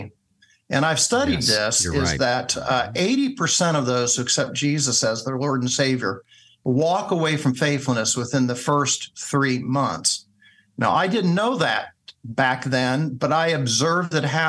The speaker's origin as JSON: {"language": "English", "town": "Springfield", "region": "Ohio", "country": "United States", "tie": "born or raised there", "said": "I came back to my hometown, which is Springfield, Ohio."}